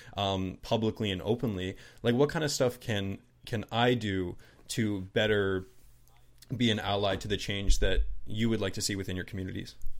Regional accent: southern New Brunswick, Canada; also born or lived in Toronto; But I'm Canadian

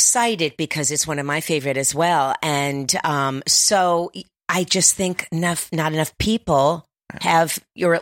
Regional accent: Miami, Florida, United States; I'm from Miami, Florida

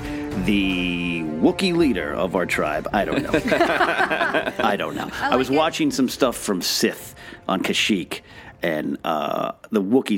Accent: Pismo Beach, California, United States; I grew up in Pismo Beach, which is a very cold beach.

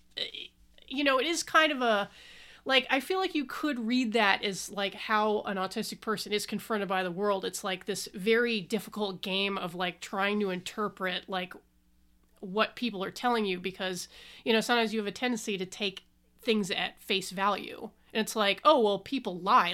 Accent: Southwest, United States; I was born in the Southwest

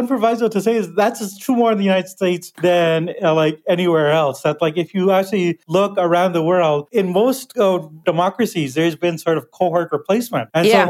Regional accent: Canada

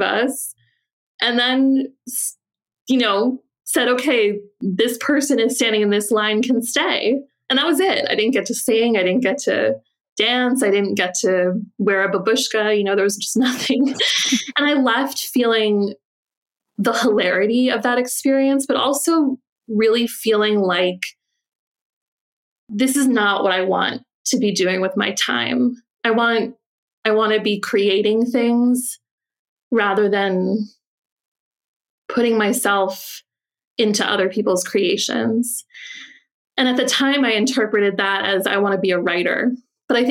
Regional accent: New Jersey, United States; I grew up in New Jersey

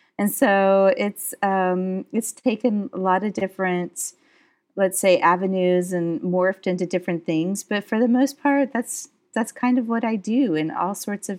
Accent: United States; but I am from the United States, and I was one of those American kids that kind of grew up in various parts in the United States, but I come from Southern heritage.

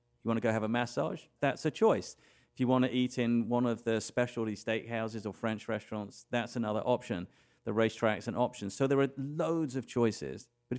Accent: England, United Kingdom; born there; I was born in England.

